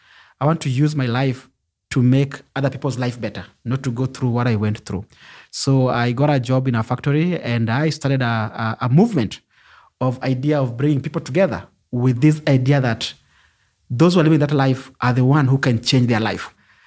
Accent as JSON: {"language": "English", "region": "Nairobi", "country": "Kenya", "tie": "born or raised there", "said": "I come from Kibera slum, which is one of the largest slums in Africa."}